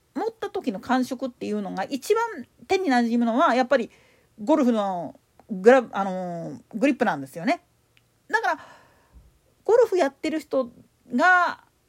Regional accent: Osaka, Japan; 大阪府内であれやってんの、おいらが出た学校ぐらいだろうなとは思うんだけど。

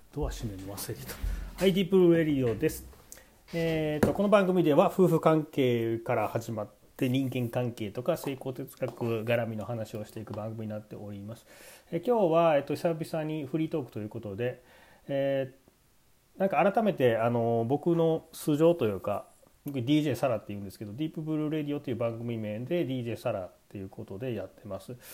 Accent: Kansai, Japan; 関西で生まれて、まあ、今も関西に住んでる

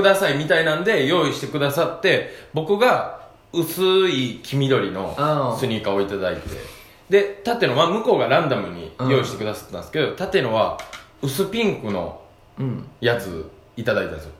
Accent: Kansai, Japan; accent: Kansai dialect; 関西弁でニュース読んでる

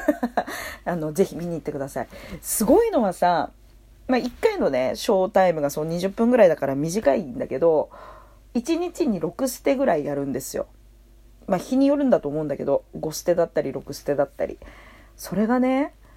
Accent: Tokyo, Japan; 生まれも育ちも東京

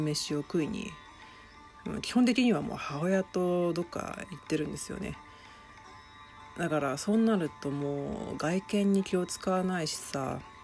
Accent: Shizuoka, Japan; also born or lived in Tokyo; 私今静岡の実家の方に住んでてで東京にも部屋を借りてるんですけど

